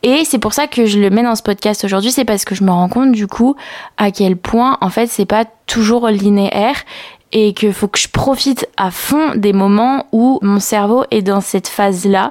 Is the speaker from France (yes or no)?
yes; Picardy, Hauts-de-France, France; now in Lyon, France; là où j'ai grandi, enfin où on a grandi avec Nastasia, c'est euh, en Picardie.